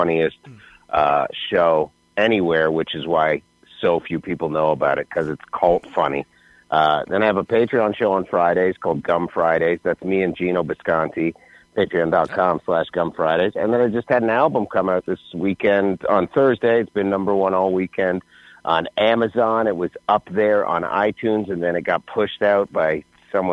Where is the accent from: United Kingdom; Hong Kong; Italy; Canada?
Canada; now in United States; I'm from Canada